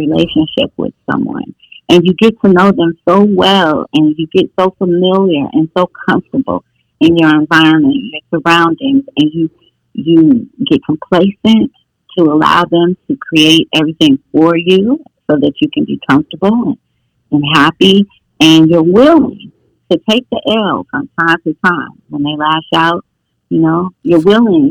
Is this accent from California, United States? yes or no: yes; Oakland, California, United States; I'm from Oakland, but I was raised in a foster home my first 6 years of life